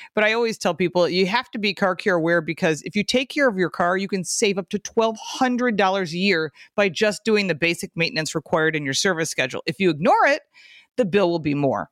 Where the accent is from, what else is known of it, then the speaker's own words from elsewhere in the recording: Michigan, United States; now in Buffalo, United States; I'm from Michigan and I live in Buffalo